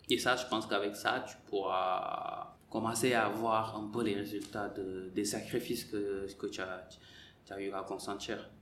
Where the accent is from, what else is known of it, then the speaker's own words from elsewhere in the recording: Senegal; moved away as an adult; also born or lived in Marseille; moi j'ai quitté le Sénégal, j'avais 18 ans